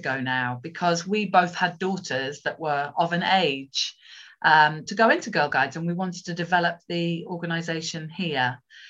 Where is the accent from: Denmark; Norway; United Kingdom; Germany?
United Kingdom; England; moved away as an adult; now in Gozo, Malta; I'm actually English, but I'm based on the beautiful island of Gozo, which is part of the Maltese Islands.